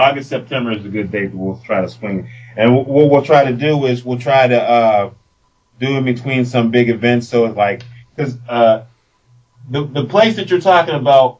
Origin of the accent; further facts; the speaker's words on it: United States; We're American.